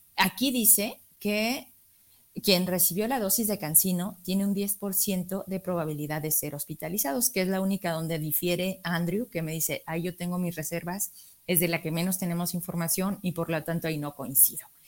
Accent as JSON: {"language": "Spanish", "region": "Zacatecas", "country": "Mexico", "said": "yo como mexicana, zacatecana"}